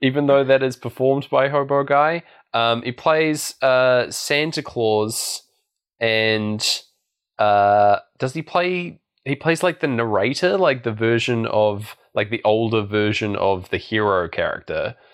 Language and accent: English; Christchurch, Canterbury, New Zealand; I was going from Blenheim back to my hometown of Christchurch